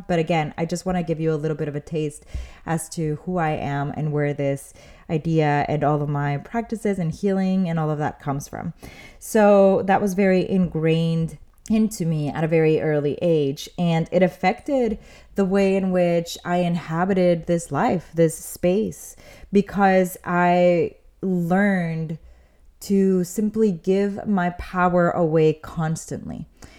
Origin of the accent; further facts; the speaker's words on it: Mexico City, Mexico; now in United States; And that's more or less where I was when we had first moved to the United States, because I'm originally from Mexico City. So my family moves over here.